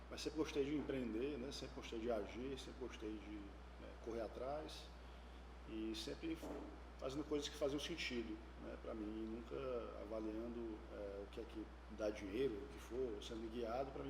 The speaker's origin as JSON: {"language": "Portuguese", "region": "Ceará", "country": "Brazil", "said": "sou cearense, né? de pai, mãe, avô e avós."}